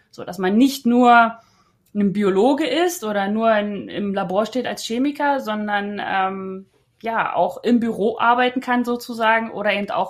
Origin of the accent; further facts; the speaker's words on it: Potsdam, Brandenburg, Germany; Da war man dann jeden Monat einmal in Potsdam, war ganz praktisch, weil ich komme ja aus Potsdam und da konnte ich bei meinen Eltern wohnen.